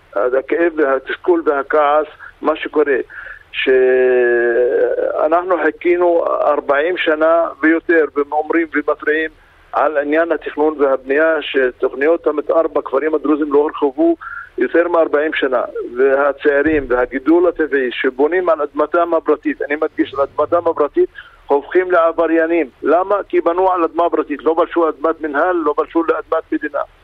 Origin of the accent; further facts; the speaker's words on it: Israel; אנחנו ישראלים ואנחנו מאמינים ואנחנו חלק מהמדינה